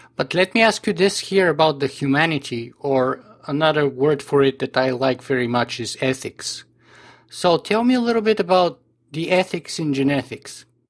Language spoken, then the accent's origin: English; Canada; as a Canadian